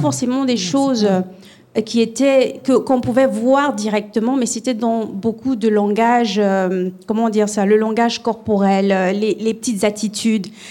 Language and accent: French; Gabon; moved away; Moi, je viens du Gabon. Et je suis métisse gabonaise, camerounaise